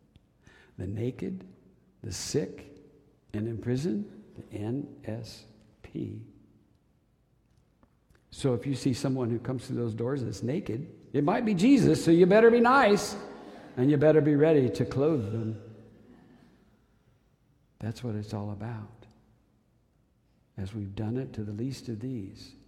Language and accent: English; Wichita, Kansas, United States; I'm from Wichita